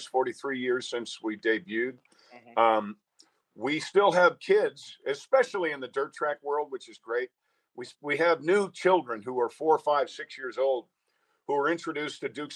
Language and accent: English; Mount Kisco, New York, United States; I'm from Mount Kisco, New York, so I'm right there